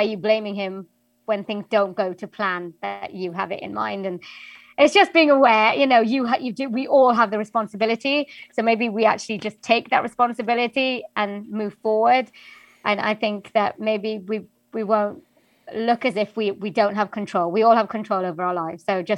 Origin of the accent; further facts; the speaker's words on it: Wales, United Kingdom; accent: Welsh; like I come from Wales, I've grown up in Wales, and they didn't predominantly want a Welsh accent